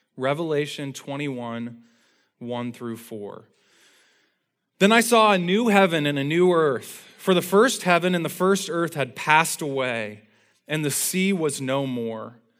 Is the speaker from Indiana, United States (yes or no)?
yes; Indiana, United States; from the time I was a little kid growing up in Indiana